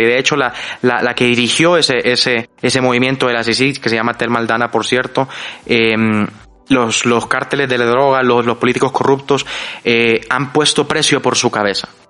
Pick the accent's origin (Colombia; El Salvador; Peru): El Salvador; también del Salvador